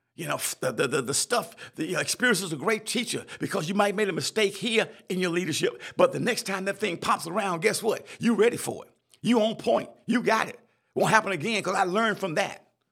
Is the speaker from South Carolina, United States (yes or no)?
yes; South Carolina, United States; I'm from South Carolina